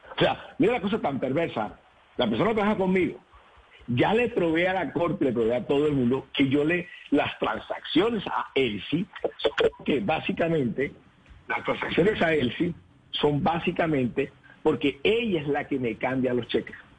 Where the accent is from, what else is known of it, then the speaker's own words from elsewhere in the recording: Colombia; soy el primer colombiano